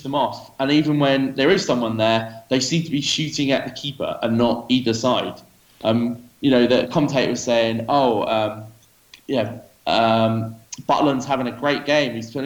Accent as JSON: {"language": "English", "area": "New Forest", "region": "South East England", "country": "United Kingdom", "also_born_or_lived": "Kuwait", "moved": "as an adult", "lives_now": "Dubai, United Arab Emirates", "said": "I'm originally from the New Forest, which is in between Southampton and Bournemouth"}